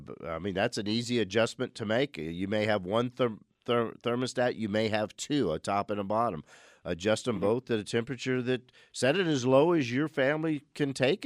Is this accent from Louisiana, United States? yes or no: yes; New Orleans, Louisiana, United States; growing up in New Orleans before air conditioning, we had what were called whole house fans